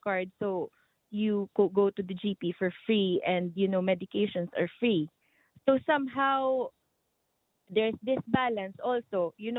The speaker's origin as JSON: {"language": "English", "country": "Philippines"}